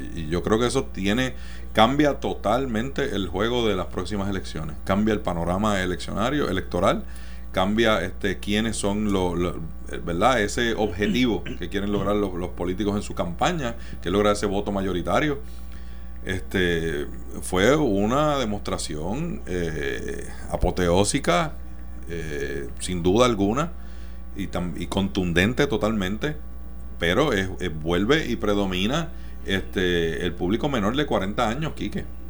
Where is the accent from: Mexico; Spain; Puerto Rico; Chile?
Puerto Rico; Mayagüez; yo nací y me crié en Mayagüez, en el oeste